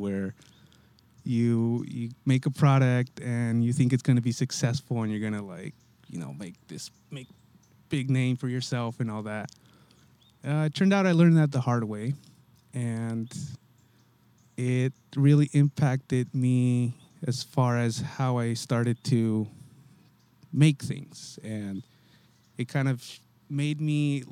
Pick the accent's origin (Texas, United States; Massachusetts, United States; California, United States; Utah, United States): California, United States; Santa Cruz; I grew up in Santa Cruz